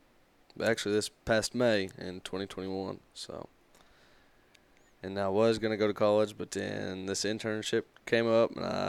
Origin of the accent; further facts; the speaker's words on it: Central Kentucky, United States; moved away as an adult; I'm from Central Kentucky.